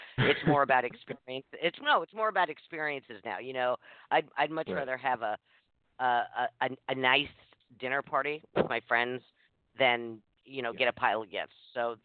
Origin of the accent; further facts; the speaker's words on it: New York City, New York, United States; I grew up in New York City